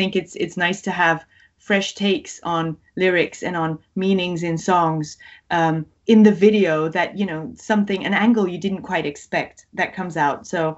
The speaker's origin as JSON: {"language": "English", "country": "Greece", "tie": "born or raised there", "also_born_or_lived": "Belgium", "second_language": "English", "said": "Actually, I didn't grow up in Belgium. That's the interesting thing. I moved to Greece with my parents because they went there for work, and I went to a British embassy school."}